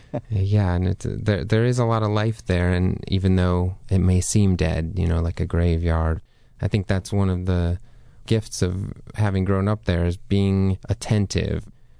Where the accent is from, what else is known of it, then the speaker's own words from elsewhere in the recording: South Dakota, United States; So I grew up, I was born and raised there in South Dakota.